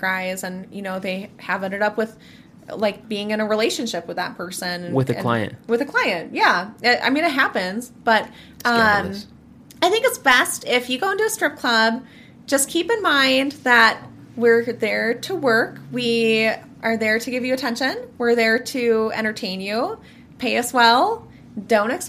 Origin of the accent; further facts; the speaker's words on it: Minnesota, United States; I am 24 years old. I'm from Minnesota.